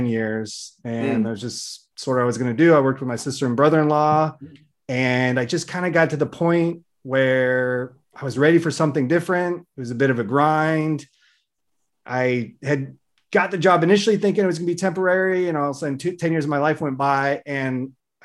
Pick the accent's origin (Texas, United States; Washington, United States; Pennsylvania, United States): Washington, United States; Seattle; I'm in the suburban area of Seattle. I grew up there. I've basically been here my whole life in different areas.